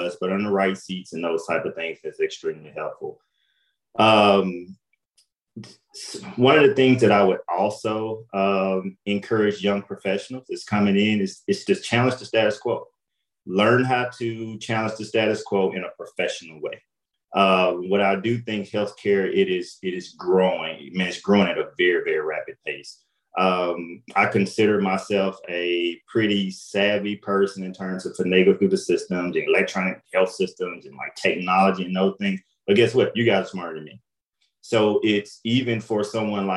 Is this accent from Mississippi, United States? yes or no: yes; Jackson, Mississippi, United States; moved away as an adult; now in St. Louis, United States; So I'm from Jackson, Mississippi, you know, a small town